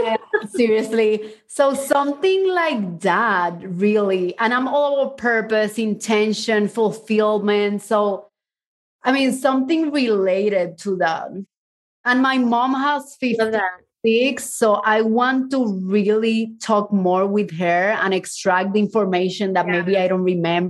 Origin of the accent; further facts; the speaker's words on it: Mexico; also born or lived in Cuba; I was born in Cuba and then we moved to Mexico and then my mom and I ran away and we hid for 6 months.